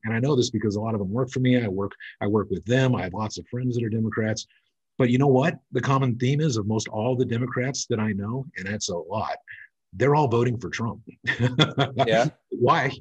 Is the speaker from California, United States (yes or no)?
yes; California, United States; also born or lived in Bahamas; now in Nevada, United States; I was originally from California. I live in Nevada and the Bahamas